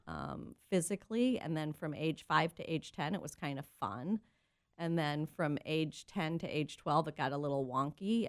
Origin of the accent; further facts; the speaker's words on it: Cleveland, Ohio, United States; moved away as an adult; now in San Diego, United States; I grew up in Cleveland, Ohio.